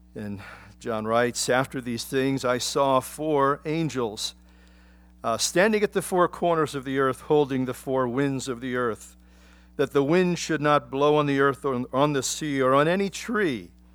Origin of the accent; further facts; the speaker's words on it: Philadelphia, Pennsylvania, United States; moved away; I grew up in Philadelphia